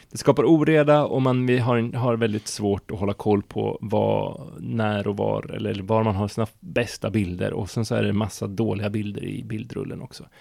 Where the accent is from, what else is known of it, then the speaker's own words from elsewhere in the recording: inland Norrbotten, Norrbotten County, Sweden; jag kommer från en liten by i eh, Norrbottens inland.